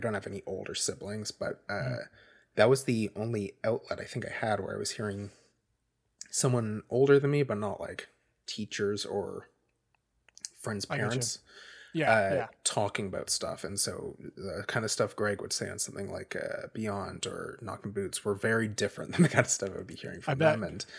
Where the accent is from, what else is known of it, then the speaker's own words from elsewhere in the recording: Nova Scotia, Canada; I am from Nova Scotia, Canada.